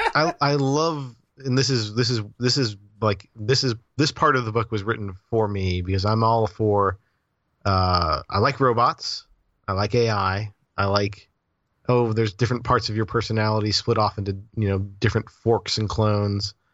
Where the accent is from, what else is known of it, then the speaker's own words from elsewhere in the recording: Florida, United States; I'm from Florida.